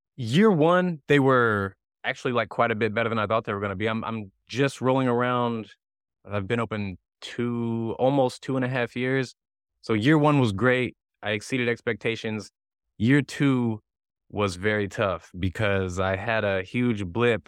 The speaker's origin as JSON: {"language": "English", "area": "near Saint Louis", "region": "Missouri", "country": "United States", "tie": "born or raised there", "moved": "yes", "lives_now": "Southern California, United States", "said": "I grew up near Saint Louis"}